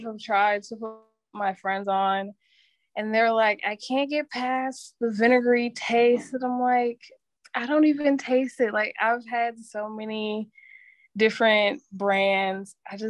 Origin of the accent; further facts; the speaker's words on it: Milwaukee, Wisconsin, United States; Yes, I am.